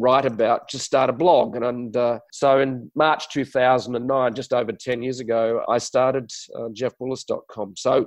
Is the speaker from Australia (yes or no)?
yes; Adelaide, South Australia, Australia; accent: Aussie accent with a touch of English; moved away as an adult; also born or lived in Sydney, New South Wales; I'm from Australia, so I speak with a strange accent. For some other people around the world, it's an Aussie accent with a touch of English, I suppose, because I was raised in a little city called Adelaide